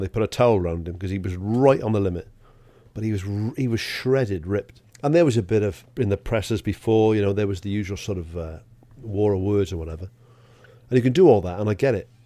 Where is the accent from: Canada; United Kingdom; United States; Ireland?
United Kingdom; Welsh, Wales; I'm Welsh